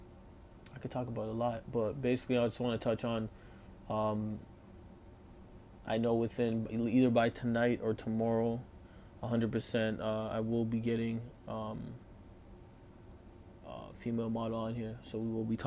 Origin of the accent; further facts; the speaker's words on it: Toronto, Ontario, Canada; 25 years old, come out of Toronto, you know, Ontario, Canada, I'm Jamaican and Portuguese.